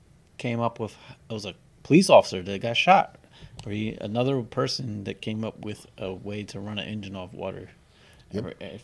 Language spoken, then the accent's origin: English; United States; we're American.